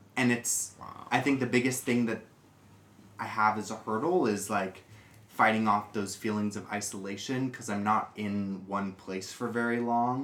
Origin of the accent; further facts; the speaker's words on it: United States; moved away; I am an American drag queen who just graduated from college.